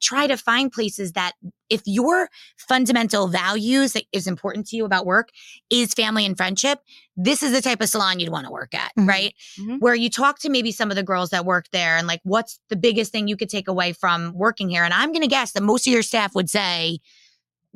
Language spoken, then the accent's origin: English; Old Tappan, New Jersey, United States; Old Span, New Jersey, where I grew up